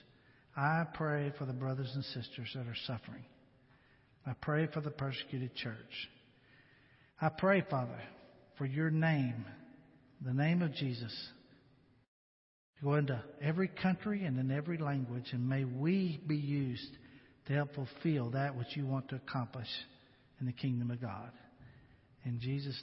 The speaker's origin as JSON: {"language": "English", "country": "United States", "said": "being an American"}